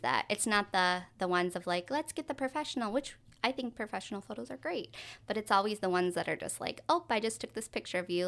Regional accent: Minnesota, United States; we're from Minnesota.

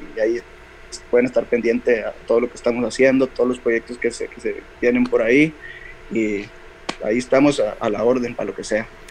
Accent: Valparaíso, Zacatecas, Mexico; soy, de Valparaíso, Zacatecas

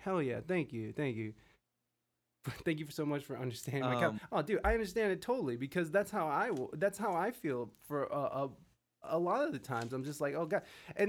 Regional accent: Canada; I'm Canadian, and when I hear America, I'm like, OMG, another gun-wielding idiot.

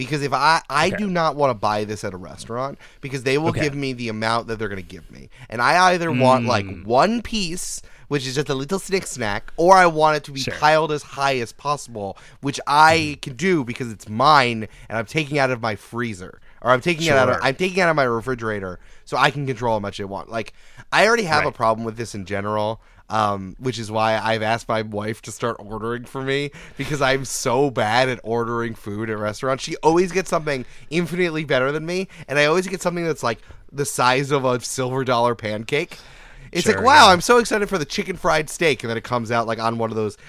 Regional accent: Canada; Hey, I'm Frenching over here. I'm Canadian over here.

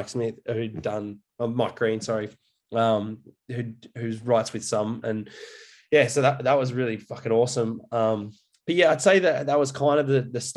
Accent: Coffs Harbour, New South Wales, Australia; moved away; also born or lived in Brisbane; I grew up in Coffs Harbour, which is a coastal town between Brisbane and Sydney.

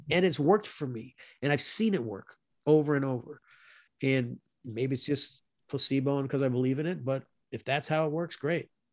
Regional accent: South Florida, United States; moved away; also born or lived in Louisville, Kentucky; I'm a kid from Florida, you know, from South Florida. That's where I grew up

